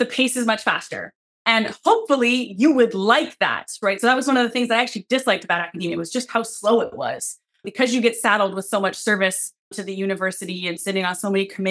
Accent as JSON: {"language": "English", "town": "Seattle", "region": "Washington", "country": "United States", "said": "I'm from Seattle."}